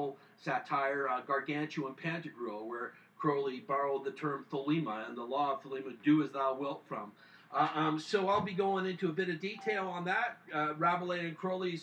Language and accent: English; North Vancouver, British Columbia, Canada; just a few doors down the street from the home that I grew up in Deep Cove in North Vancouver